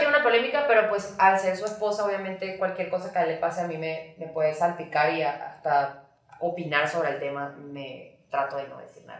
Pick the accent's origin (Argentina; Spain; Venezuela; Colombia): Venezuela; moved away as an adult; also born or lived in Miami, United States; now in Mexico; soy venezolana, viví en Venezuela, como fue a Miami